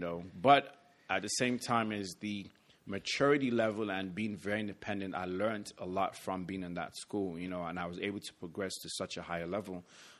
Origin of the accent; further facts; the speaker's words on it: London, United Kingdom; born there; So to rewind it back a bit, I was born in London, England. My family is, I'm Nigerian by family, and I'm also American, so I'm a triple citizen